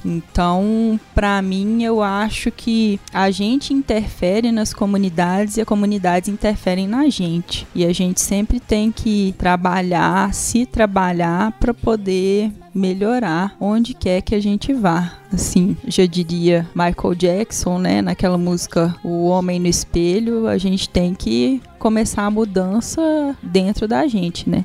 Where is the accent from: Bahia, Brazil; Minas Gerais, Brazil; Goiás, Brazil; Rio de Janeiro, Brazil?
Minas Gerais, Brazil; Belo Horizonte; eu sou de Belo Horizonte e sou co-host do Spoilers